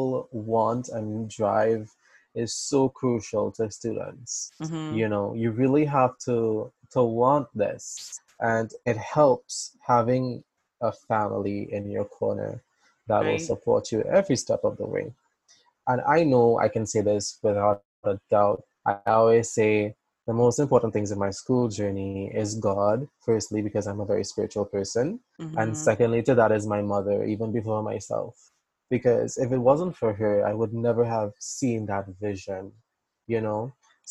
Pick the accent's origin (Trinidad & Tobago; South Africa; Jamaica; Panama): Trinidad & Tobago; growing up in the Caribbean, you're very much surrounded by people that look like you